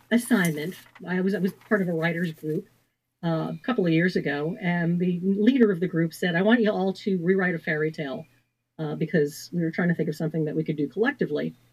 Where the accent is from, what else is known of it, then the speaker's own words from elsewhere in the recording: Washington, District of Columbia, United States; I wanted to set it in Washington, D.C., my hometown, because D.C. is very rarely seen unless it's a thriller